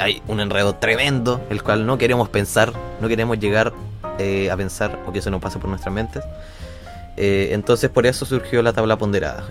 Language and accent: Spanish; Concepción, Biobío, Chile; nosotros somos de Conce